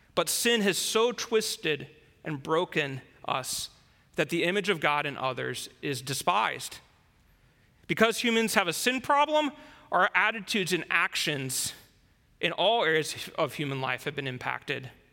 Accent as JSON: {"language": "English", "country": "United States", "tie": "born or raised there", "moved": "as an adult", "lives_now": "China", "said": "as an American, somebody who lived there my whole life before I came to China"}